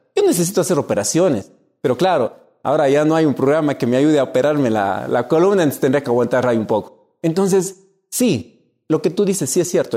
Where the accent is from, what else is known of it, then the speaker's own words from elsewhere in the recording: Cuenca, Azuay, Ecuador; En mi tierra, Cuenca